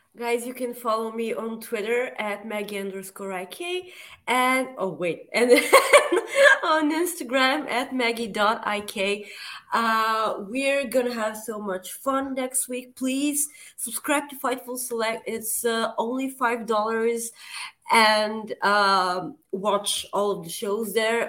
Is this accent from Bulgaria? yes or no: yes; Plovdiv, Plovdiv Province, Bulgaria; my hometown of Plovdiv